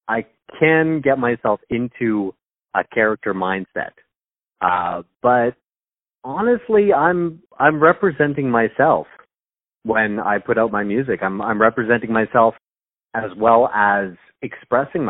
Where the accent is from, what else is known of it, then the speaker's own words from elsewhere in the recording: Canada; I'm Canadian. I'm from Canada. I live near Toronto, which is in Ontario